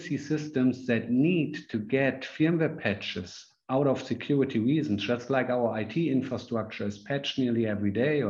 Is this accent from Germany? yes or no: yes; Germany; I'm from Germany.